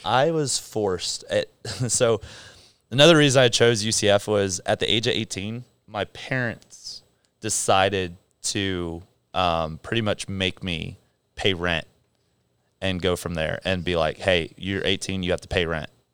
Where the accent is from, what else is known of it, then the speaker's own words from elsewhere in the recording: San Clemente, California, United States; moved away; also born or lived in Philippines / Egypt / South Africa; I grew up in San Clemente, California. Um, lived out there for sixteen years